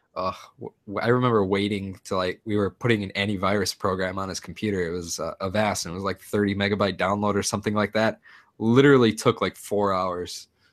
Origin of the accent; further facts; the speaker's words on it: United States; moved away; I'm an American